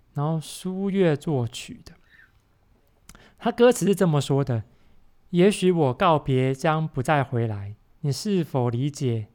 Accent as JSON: {"language": "Chinese", "country": "Taiwan", "tie": "born or raised there", "said": "我小时候在台湾听的"}